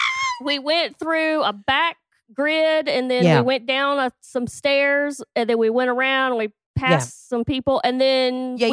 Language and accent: English; Augusta, Georgia, United States; I am from Augusta, Georgia, which is the second largest city in Georgia.